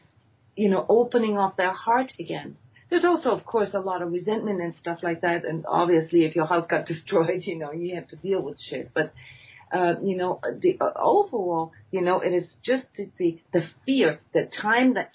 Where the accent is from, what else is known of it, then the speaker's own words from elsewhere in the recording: Iceland; my home country, Iceland